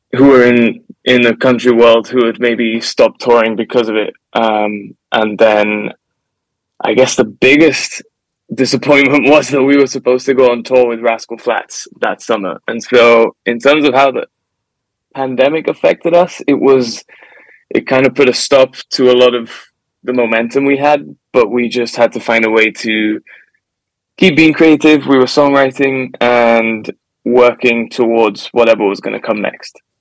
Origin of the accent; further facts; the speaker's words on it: Gibraltar; now in Nashville, United States; I'm from Gibraltar